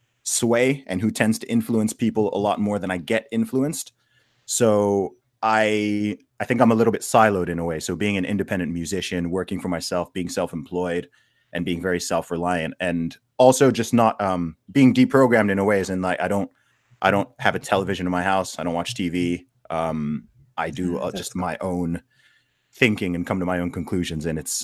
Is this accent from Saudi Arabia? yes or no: yes; Saudi Arabia; also born or lived in England, United Kingdom; So in terms of where I'm from, I mean, I was born in the UK, in England. I grew up in the Middle East, in Saudi Arabia. I went to school there for a while, which is why I don't really sound English.